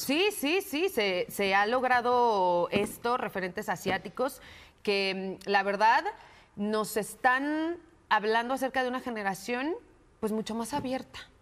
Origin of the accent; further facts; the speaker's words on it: Mexico; nosotros como mexicanos